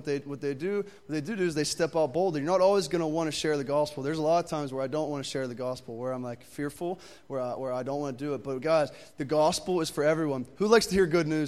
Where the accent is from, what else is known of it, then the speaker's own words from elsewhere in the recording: Pittsburgh, Pennsylvania, United States; I'm actually from Pittsburgh